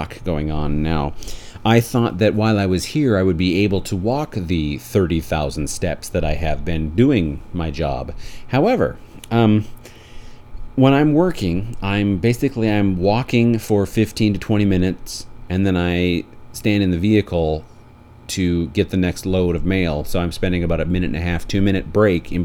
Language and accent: English; Beulah, North Dakota, United States; now in Portland, United States; Both my wife and I were raised in Beulah, North Dakota